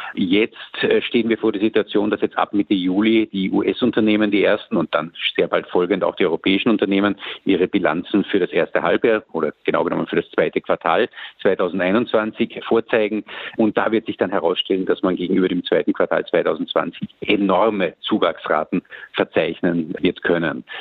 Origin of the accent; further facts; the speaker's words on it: Austria; bei uns in Österreich